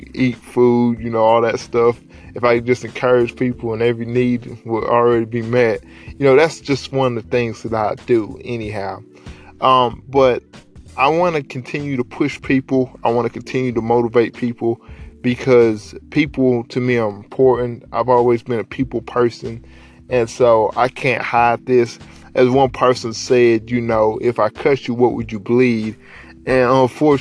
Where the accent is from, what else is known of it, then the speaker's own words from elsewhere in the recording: Dalton, Georgia, United States; In high school, I'm from Dalton. Shout out to the Carville capital of the world.